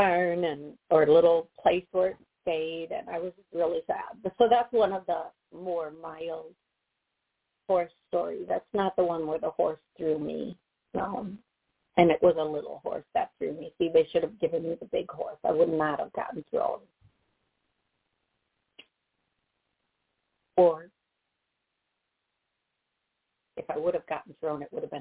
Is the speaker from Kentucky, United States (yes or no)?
no; Wisconsin, United States; moved away; back to where I was born, the city I was born in Wisconsin.